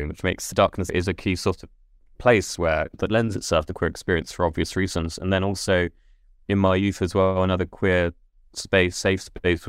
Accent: Letchworth Garden City, East of England, United Kingdom; I grew up in Letchworth on the council estate at the edge

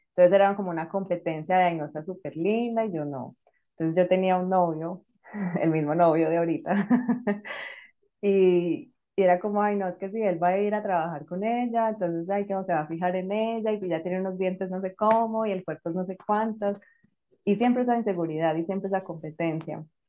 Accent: Colombia; now in Madrid, Spain

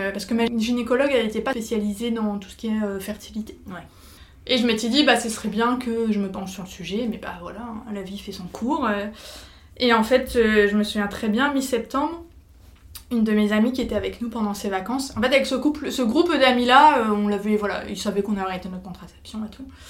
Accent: Nord, Hauts-de-France, France; Je suis originaire du Nord

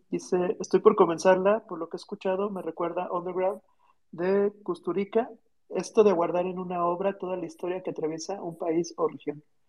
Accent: Mexico; como mexicanos

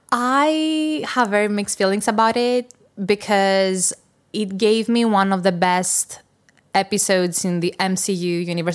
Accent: Greece; I'm from Greece

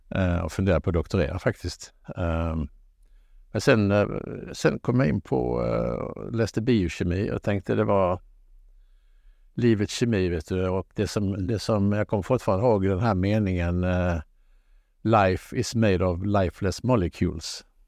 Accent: Halmstad, Halland County, Sweden; moved away as an adult; also born or lived in Gothenburg / Lund; jag är född i Halmstad

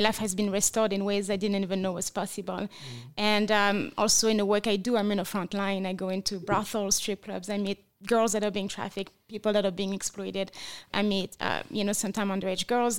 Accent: France; English is a second language; moved away as an adult; now in Las Vegas, United States; I was born and raised in France. I moved to America eight years ago as a missionary against sex trafficking

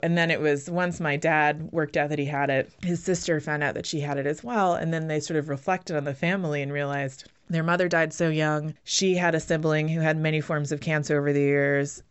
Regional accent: United States; first language English; moved away as an adult; also born or lived in Canada / London / Berlin / Brooklyn; I actually left the U S when I was eighteen.

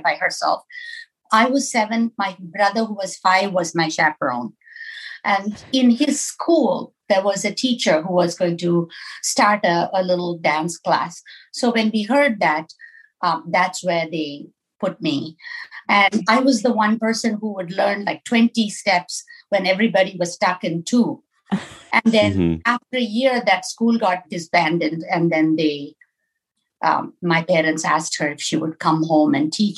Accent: Southeast India, India; moved away as an adult; now in Minneapolis, United States; I grew up in India

